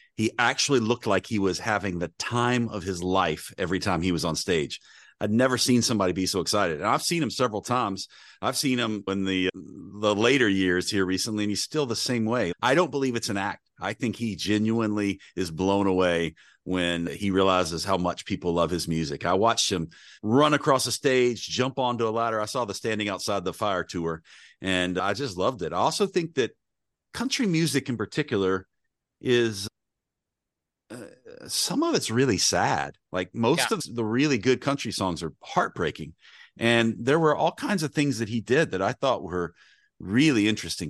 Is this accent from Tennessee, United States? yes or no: yes; Nashville, Tennessee, United States; I grew up in Nashville, Tennessee